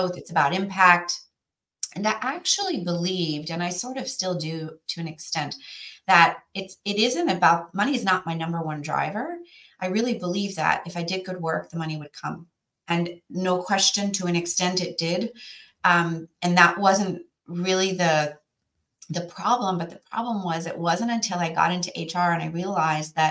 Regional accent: Western Canada, Canada; moved away as an adult; now in New York area, United States; So where I came from was a small place in Western Canada.

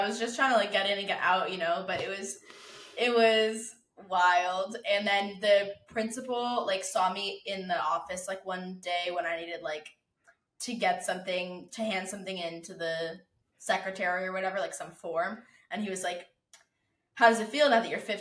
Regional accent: Southern California, United States; moved away; also born or lived in Chicago; growing up in California, in Southern California

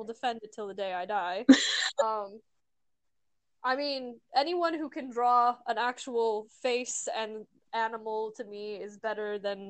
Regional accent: Missouri, United States; moved away as an adult; now in Arizona, United States; We grew up in Missouri

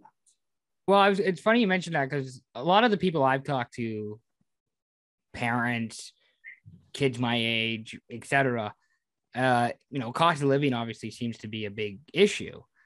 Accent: Canada; in Canada, like you know, being Canadian means like celebrating your culture, like where you came from

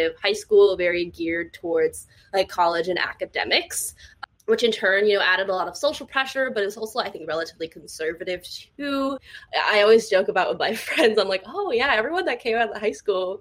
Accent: Southern California, United States; I actually grew up in a super Asian community in Southern California

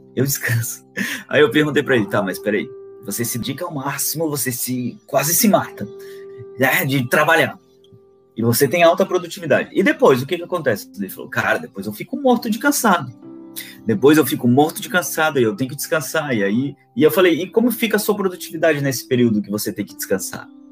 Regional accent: Florianópolis, Santa Catarina, Brazil; sou natural de Florianópolis

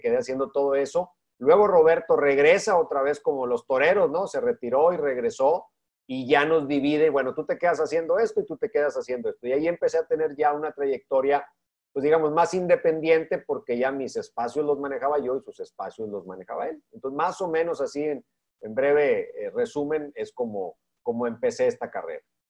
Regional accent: Monterrey, Nuevo León, Mexico; siendo yo de Monterrey, viviendo toda mi infancia en Monterrey

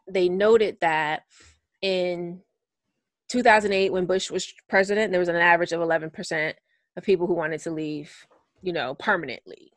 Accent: United States; being an American

